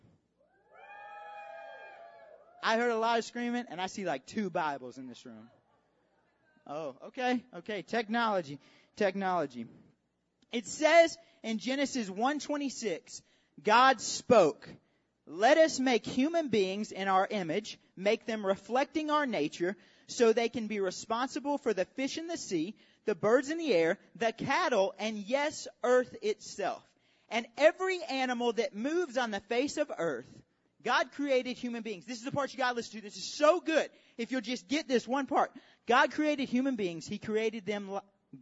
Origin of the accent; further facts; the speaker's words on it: Alabama, United States; I say mug because I'm from Alabama